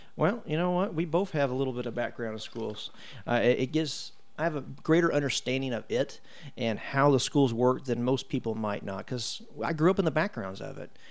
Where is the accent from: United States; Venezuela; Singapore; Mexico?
United States; Brownsburg, Indiana; I was born and raised here in Brownsburg